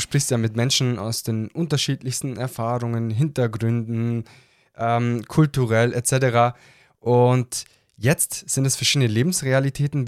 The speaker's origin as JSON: {"language": "German", "region": "Southern Germany", "country": "Germany", "said": "aus Süddeutschland"}